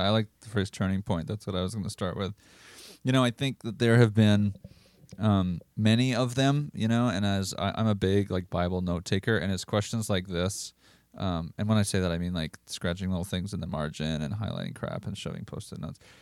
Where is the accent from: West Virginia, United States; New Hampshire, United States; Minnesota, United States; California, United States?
Minnesota, United States; Rosemount; I'm from Rosemount, Minnesota